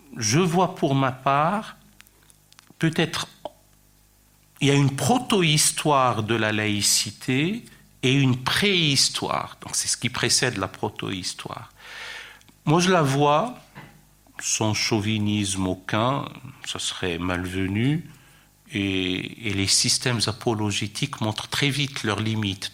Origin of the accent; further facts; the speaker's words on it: France; chez nous, en France